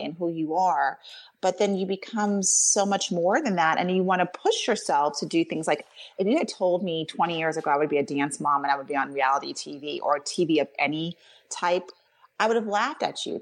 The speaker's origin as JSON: {"language": "English", "region": "New York", "country": "United States", "tie": "born or raised there", "moved": "yes", "lives_now": "Pittsburgh, United States", "said": "I was born in New York, I was a New Yorker, and now I live in Pittsburgh"}